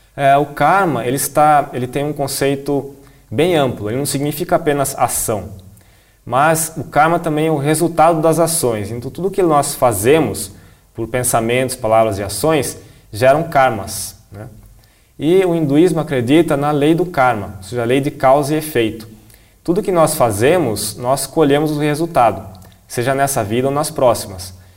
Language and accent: Portuguese; Brazil; eu sou um monge assistente, sou brasileiro